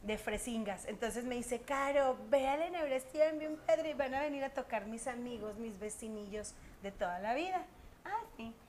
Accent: Monterrey, Nuevo León, Mexico; also born or lived in San Nicolás de los Garza; soy de Monterrey

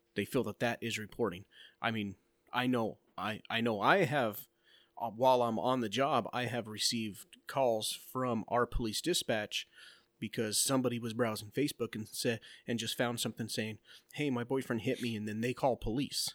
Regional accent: Globe, Arizona, United States; my hometown. Like, my son wanted to go with his friend walking to go to downtown Globe

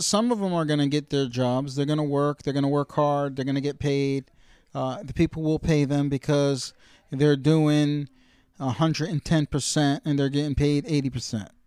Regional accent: United States; as an American consumer

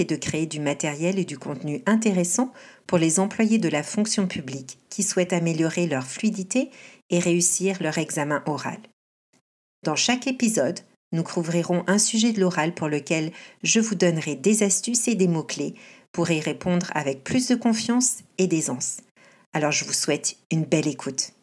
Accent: France; now in Canada; Je suis française et professeure de français au Canada.

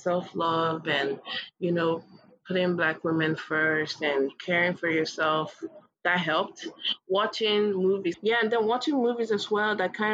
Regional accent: Kogi, Nigeria; I'm from Kogi State, we're all dark as hell

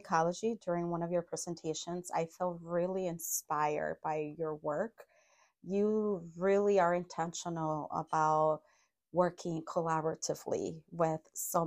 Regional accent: Los Angeles, California, United States; moved away as an adult; also born or lived in Mexico; now in Madison, United States; And then I grew up in LA. My family migrated to the US when I was 7.

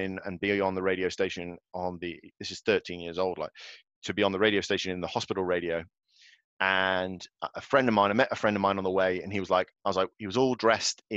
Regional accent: Galway, Connacht, Ireland; I was born in Galway in the Republic of Ireland, on the west coast of Ireland.

